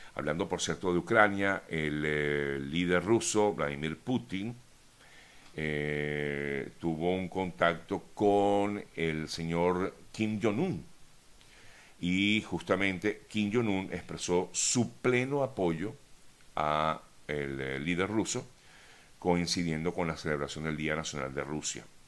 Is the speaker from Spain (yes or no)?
no; Venezuela; en mi caso como venezolano